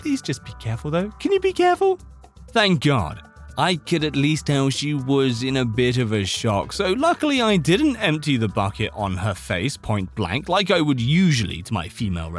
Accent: Slovakia; English is a second language; This happened a long time ago when I was about 12 years old. I'm from Slovakia, where we have this really weird tradition during Easter.

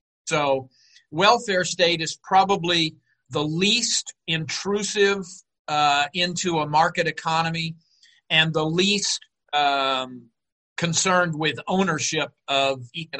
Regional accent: Houston, Texas, United States; now in Chicago, United States; I was born and raised in Houston, Texas, so I'm a native Texan. I teach here in Chicago at Northeastern Illinois University.

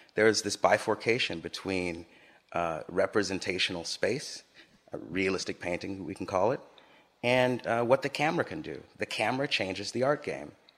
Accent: Los Angeles, California, United States; moved away as an adult; also born or lived in Harlem, New York; I grew up in Los Angeles, a very car-driven culture

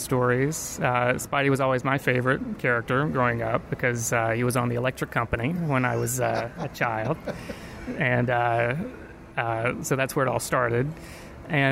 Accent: Virginia, United States; I was, you know, in Virginia

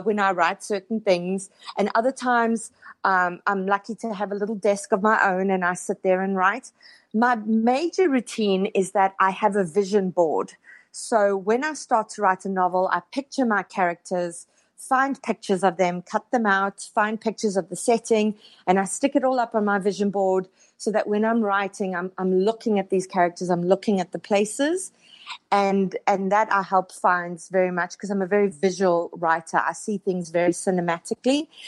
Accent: South Africa; moved away as an adult; also born or lived in Johannesburg; now in Toronto, Canada; I was born and raised in South Africa, um, lived there until my late thirties

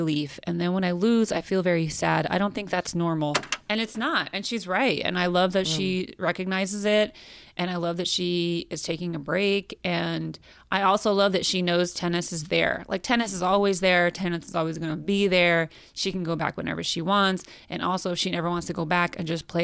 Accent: Modesto, California, United States; now in Los Angeles, United States; my hometown of Modesto.

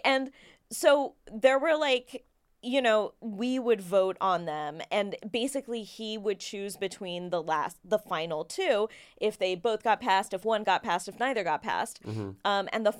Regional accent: Kentucky, United States; I grew up in Kentucky.

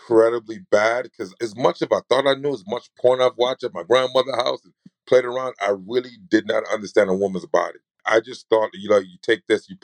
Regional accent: New York, United States; I'm from New York

